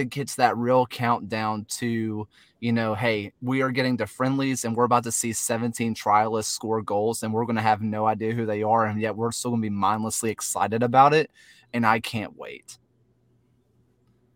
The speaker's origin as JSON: {"language": "English", "region": "the South", "country": "United States", "accent": "Southern", "said": "My Southern accent"}